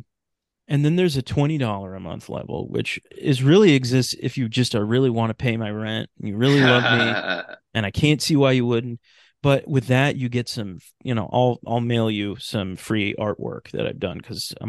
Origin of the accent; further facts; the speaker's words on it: Sacramento, California, United States; born there; because I was born in Sacramento.